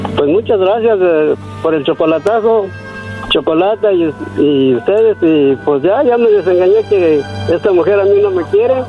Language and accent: Spanish; San Miguel Zapotitlán, Jalisco, Mexico; de donde yo soy, de un rancho, cerca de Guadalajara, pero sí, cerca de Guadalajara